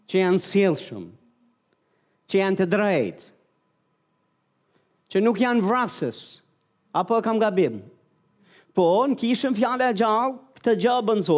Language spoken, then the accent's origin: Albanian; Albania; Unë e mora vesh si shqiptar